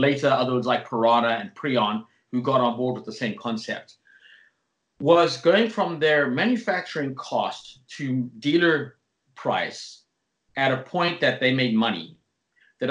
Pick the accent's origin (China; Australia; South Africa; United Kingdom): South Africa; where I grew up in South Africa